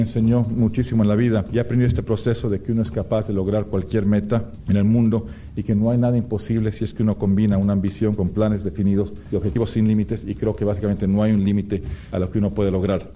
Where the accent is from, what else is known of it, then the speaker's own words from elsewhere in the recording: Bolivia; mi país